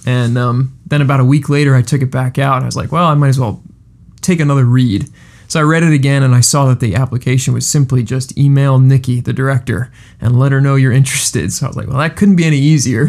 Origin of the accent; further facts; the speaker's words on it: Coatesville, Pennsylvania, United States; also born or lived in West Chester, Pennsylvania / Tennessee; I'm from Coatesville. I'm from right down the road